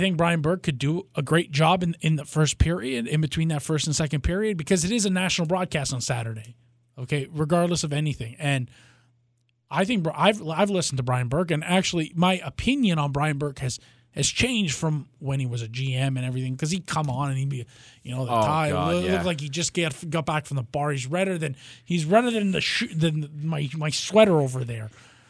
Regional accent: Canada; he was such a big part of childhood and growing up in Canada

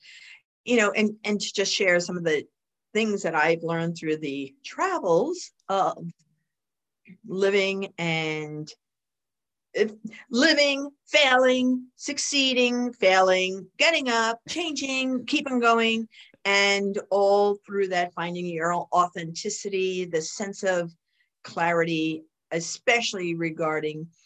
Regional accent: New York City, New York, United States; I grew up in the Bronx

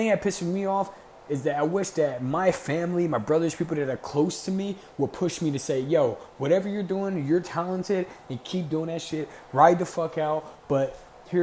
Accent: Camden, New Jersey, United States; I'm from Camden. There's no fucking dreams out Camden

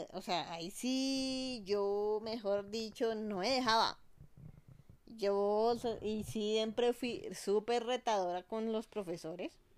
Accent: Colombia; also born or lived in United States; cuando estoy aquí, en mi país, en Colombia

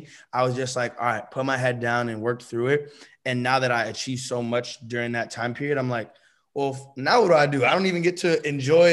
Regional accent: Bay Area, California, United States; moved away as an adult; also born or lived in Los Angeles; I'm from the Bay Area, that's my hometown

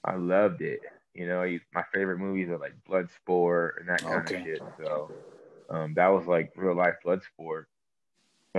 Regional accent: Sacramento, California, United States; also born or lived in Santa Barbara, California; I'm from Sacramento, California, the West Coast. I was born in Santa Barbara

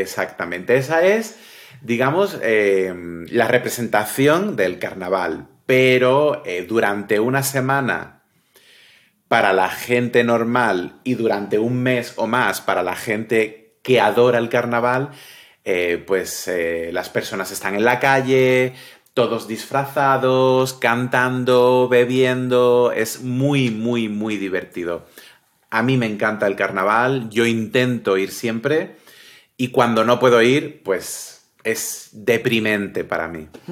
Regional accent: Cádiz, Andalusia, Spain; Como buen gaditano, buena persona de Cádiz

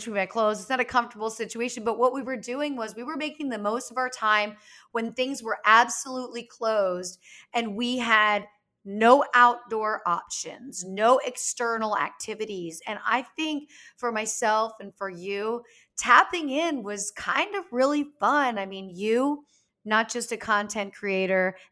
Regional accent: Pennsylvania, United States; growing up in Pennsylvania in the winter

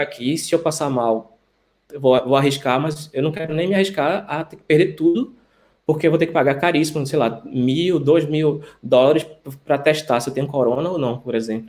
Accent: Recife, Pernambuco, Brazil; moved away as an adult; now in Antwerp, Belgium; sou médico infectologista, sou de Recife, estou por alguns meses na Bélgica, na cidade de Antuérpia

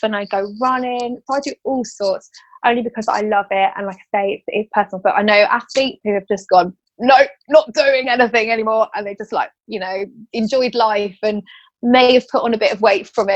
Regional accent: Bedford, East of England, United Kingdom; I'm from Bedford

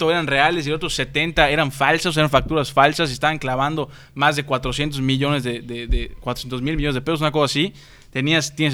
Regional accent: Mexico; ya sabiendo todo lo que habíamos vivido como mexicanos

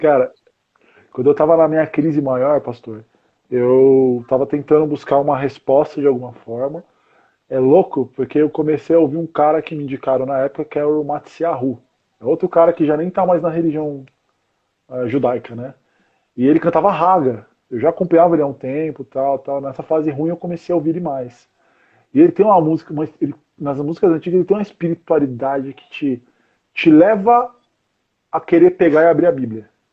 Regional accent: São Paulo, Brazil; now in Osasco, Brazil; eu nasci em São Paulo mesmo

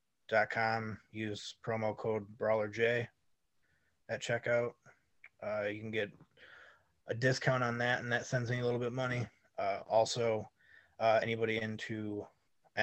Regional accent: Janesville, Wisconsin, United States; Janesville Wrestling Alliance. That's a company I'm involved in my hometown

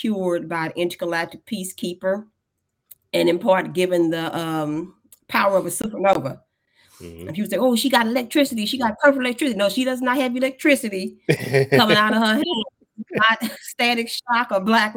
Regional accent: Kansas City, Kansas, United States; moved away as an adult; now in Missouri, United States; I live in Missouri now, but I'm from Kansas City, Kansas. I'm from Wyandotte County.

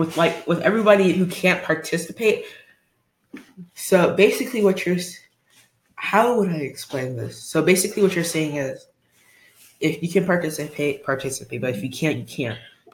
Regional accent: United States; as an American

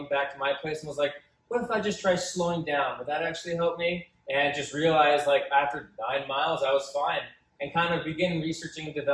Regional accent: Scotch Plains, New Jersey, United States; I'm originally from Union County or Scotch Plains

